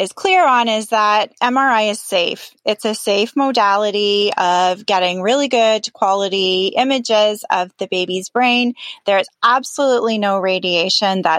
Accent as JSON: {"language": "English", "country": "Canada", "said": "I'm Canadian"}